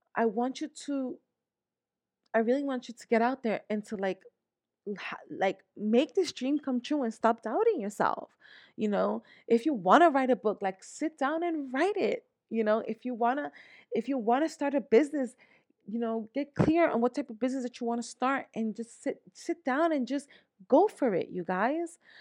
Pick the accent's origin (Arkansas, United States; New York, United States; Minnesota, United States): New York, United States; moved away as an adult; now in Pennsylvania, United States; I was born, born and raised here in New York, in the Bronx, New York. I grew up in the Bronx